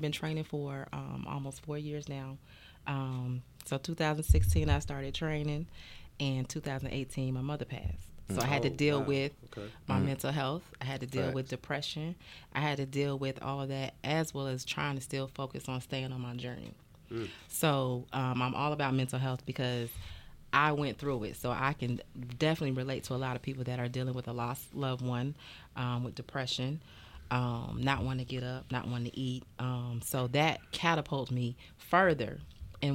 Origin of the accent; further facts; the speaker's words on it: Georgia, United States; also born or lived in Madrid, Spain; I was born in Spain, Madrid, Spain. {S2} Okay. {S9} Damn. But I'm basically a Georgia peach because I went through the Freaknik.